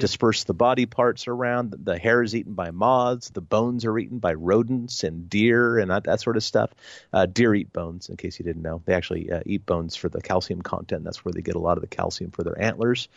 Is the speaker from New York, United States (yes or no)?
no; Oregon, United States; my home state of Oregon